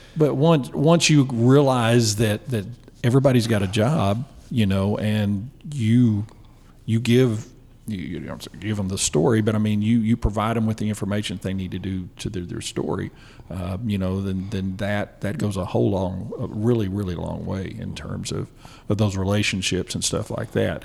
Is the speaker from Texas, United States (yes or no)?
yes; Bonham, Texas, United States; moved away as an adult; also born or lived in Greenville, Texas / Commerce, Texas; now in Texarkana, United States; I was born in Bonham, Texas, and uh, we moved around a little bit. I wound up in Greenville and until I uh, was in the seventh grade. Uh, moved back to Bonham and, and I lived there until graduated high school in 83